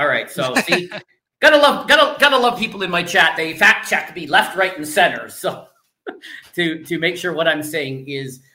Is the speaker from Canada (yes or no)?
yes; Canada; I'm Canadian